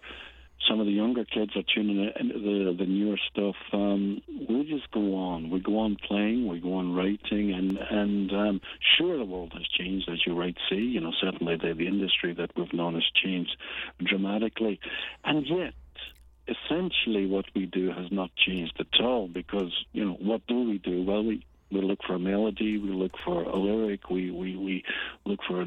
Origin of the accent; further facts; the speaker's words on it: Glasgow, Scotland, United Kingdom; When we grew up in Glasgow in the 60s, 70s, it was a bit down on its heel